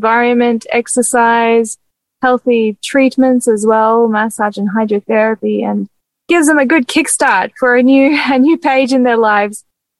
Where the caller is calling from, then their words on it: Morisset, New South Wales, Australia; I'm speaking from Morisset at the moment, over in New South Wales.